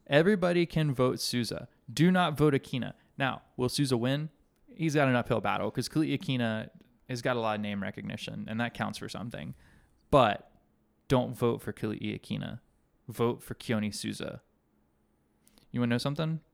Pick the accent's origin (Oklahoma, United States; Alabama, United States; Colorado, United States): Alabama, United States; when I was a kid growing up in Alabama